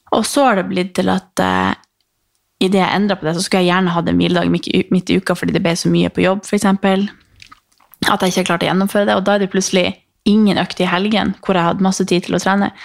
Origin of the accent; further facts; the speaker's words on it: Harstad, Troms, Norway; moved away; hjemme i Harstad